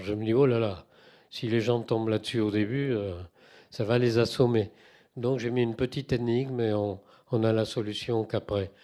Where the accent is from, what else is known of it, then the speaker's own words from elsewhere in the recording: Toulouse, Occitania, France; moved away; j'ai quitté Toulouse 33 ans, j'ai compté, ça fait long, mais je suis quand même toulousain